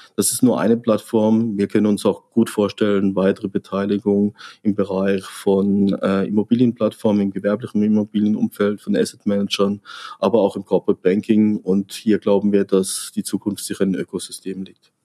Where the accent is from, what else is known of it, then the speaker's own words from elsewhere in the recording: Freiburg, Baden-Württemberg, Germany; now in Frankfurt, Germany; Freiburg ist ähm, mein Geburtsort, mein, meine Heimat, mein Zuhause